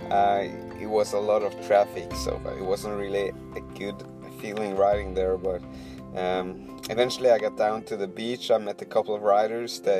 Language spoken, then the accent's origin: English; Poland; I'm from Poland.